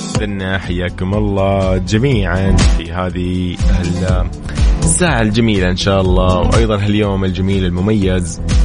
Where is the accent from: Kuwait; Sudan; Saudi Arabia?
Saudi Arabia; عندنا في السعودية